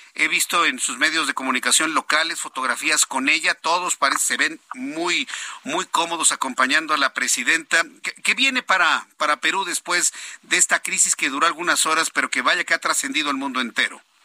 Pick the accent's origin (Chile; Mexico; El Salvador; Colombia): Mexico; como sociedad mexicana